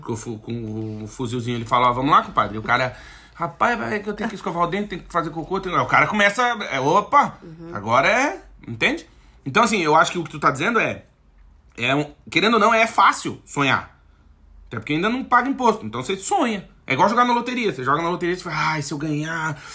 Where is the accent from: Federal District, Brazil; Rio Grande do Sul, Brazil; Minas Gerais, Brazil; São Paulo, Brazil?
Rio Grande do Sul, Brazil; Alegrete; moved away; lá onde eu nasci, no Alegrete, na fronteira lá tal